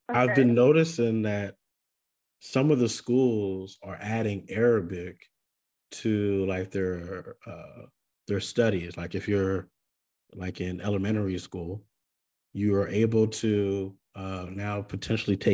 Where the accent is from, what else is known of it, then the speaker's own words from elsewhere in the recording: Hawaii, United States; now in Texas, United States; I grew up in Hawaii. I moved to Texas.